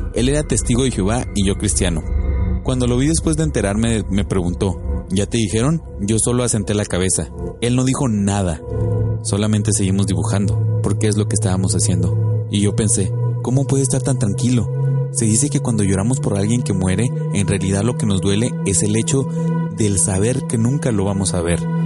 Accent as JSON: {"language": "Spanish", "town": "Monterrey", "region": "Nuevo León", "country": "Mexico", "said": "El Monterrey, de donde yo soy"}